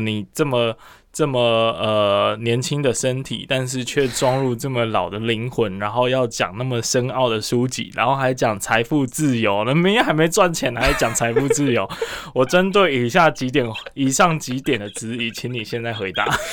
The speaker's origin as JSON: {"language": "Chinese", "town": "Kaohsiung", "country": "Taiwan", "said": "我是高雄人"}